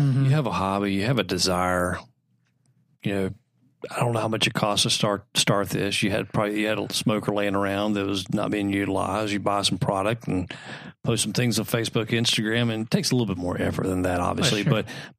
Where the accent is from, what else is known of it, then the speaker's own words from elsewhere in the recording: Texas, United States; And, listen, I'm originally from Texas.